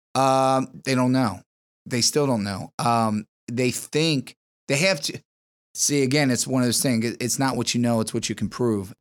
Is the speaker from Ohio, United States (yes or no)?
yes; Harrison, Ohio, United States; I am from, uh, the wonderful land of Harrison, Ohio.